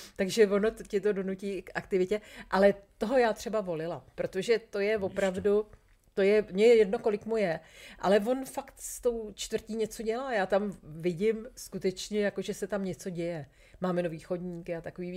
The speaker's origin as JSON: {"language": "Czech", "country": "Czechia", "said": "jsem úplně jako šťastná, že jsem Češka"}